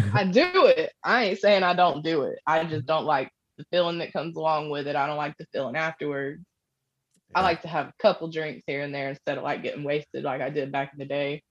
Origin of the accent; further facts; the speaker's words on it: Panama City, Florida, United States; moved away as an adult; now in Kentucky, United States; I actually grew up in Panama City, Florida